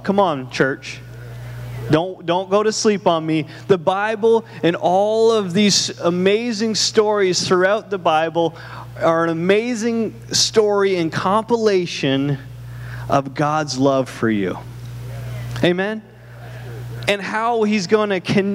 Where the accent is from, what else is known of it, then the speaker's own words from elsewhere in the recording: Canada; moved away; I'm from Canada